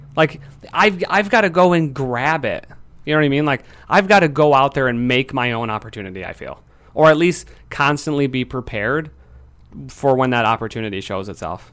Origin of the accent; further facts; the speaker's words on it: Lansing, Michigan, United States; I'm from Michigan. I'm from Lansing